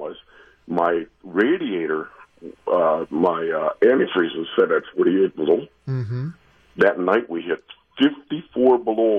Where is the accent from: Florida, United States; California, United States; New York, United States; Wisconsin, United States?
Wisconsin, United States; Milwaukee; now in Hartford, United States; I'm from Milwaukee.